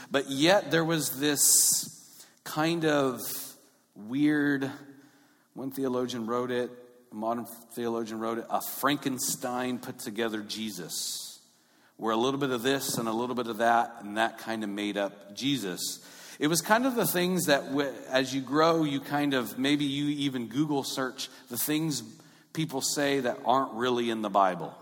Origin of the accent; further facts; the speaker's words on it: Long Beach, California, United States; I grew up in North Long Beach